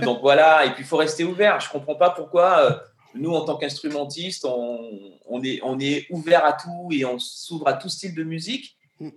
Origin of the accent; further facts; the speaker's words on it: Guadeloupe; moved away as an adult; also born or lived in Paris; j'ai grandi en Guadeloupe. Et quand je suis arrivé à Paris à l'âge de 19 ans